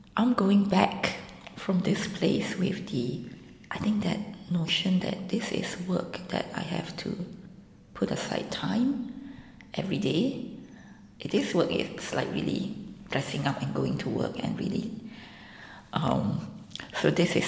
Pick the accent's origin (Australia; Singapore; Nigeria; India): Singapore; I'm from Singapore.